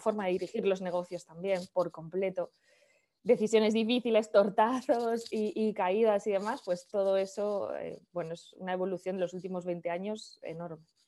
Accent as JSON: {"language": "Spanish", "town": "Valladolid", "region": "Castile and León", "country": "Spain", "moved": "as an adult", "said": "yo soy de Valladolid, de una ciudad del norte de España, por si alguien es de España, pero me fui de Valladolid hace 20 años. Tengo ahora 39, pues hace 20 años, con 19, 20"}